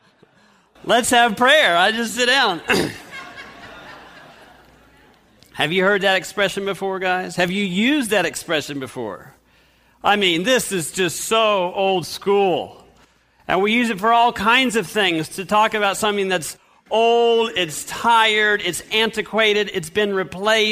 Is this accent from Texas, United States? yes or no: no; Fresno, California, United States; we grew up in Fresno, California